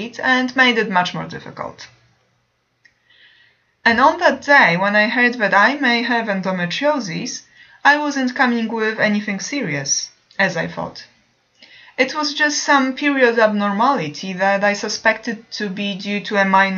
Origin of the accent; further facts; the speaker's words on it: Poland; moved away as an adult; in my home country, Poland